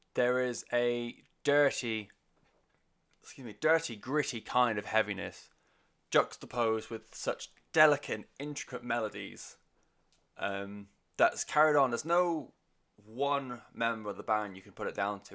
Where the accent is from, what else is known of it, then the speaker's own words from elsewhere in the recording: United Kingdom; first language English; as a Brit